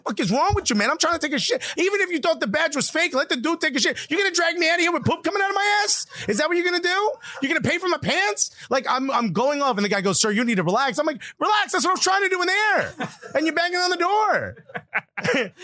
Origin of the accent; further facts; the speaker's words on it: Newark, United States; I grew up in Newark.